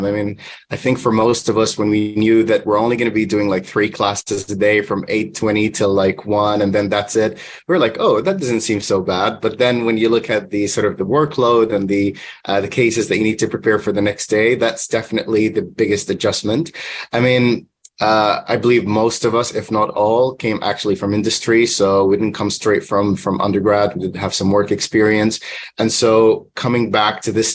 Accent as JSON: {"language": "English", "country": "Palestine", "also_born_or_lived": "Manchester, United Kingdom / Oman", "moved": "yes", "said": "I'm originally from Palestine"}